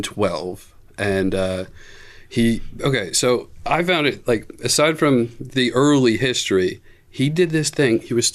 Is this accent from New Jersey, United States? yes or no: yes; New Jersey, United States; I'm from South Jersey.